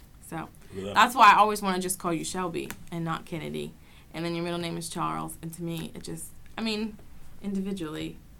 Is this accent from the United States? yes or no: no; England, United Kingdom; Okay, whatever, I'm English, so.